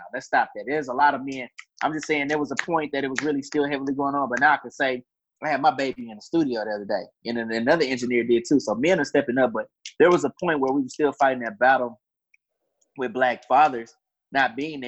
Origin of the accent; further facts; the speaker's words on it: Houston, Texas, United States; I'm from Houston, Texas